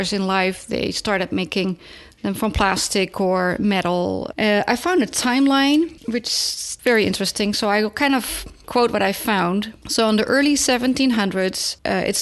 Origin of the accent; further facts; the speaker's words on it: Netherlands; moved away; they found that in my home country